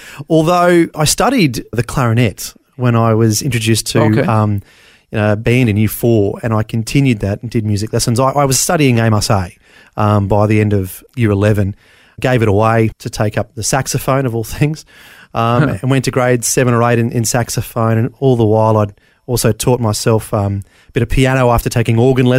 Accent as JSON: {"language": "English", "town": "Brisbane", "region": "Queensland", "country": "Australia", "tie": "born there", "said": "So I was born in Bris Vegas, keeping the Elvis theme. Brisbane, Queensland, like most people in the 70s and 80s, born in the Mater Hospital."}